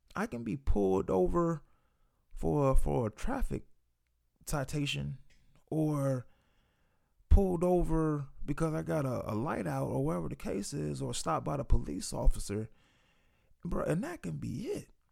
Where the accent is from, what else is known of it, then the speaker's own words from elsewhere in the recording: United States; here in the US speaking as a black man